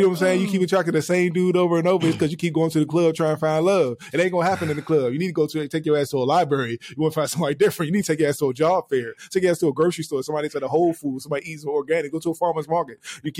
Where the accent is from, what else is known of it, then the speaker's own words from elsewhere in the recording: Los Angeles, California, United States; I'm from Los. You say I'm from Los Angeles. I say you from Los Angeles. It's like I'm speaking in cursive.